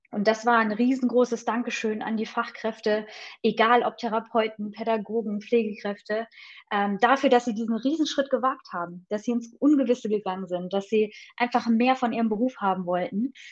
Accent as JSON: {"language": "German", "town": "Friedewald", "region": "Hesse", "country": "Germany", "tie": "born or raised there", "also_born_or_lived": "Thuringia / United States", "moved": "yes", "lives_now": "Hanover, Germany", "said": "bin aufgewachsen in einem Dorf in Hessen. Friedewald kennt kaum jemand"}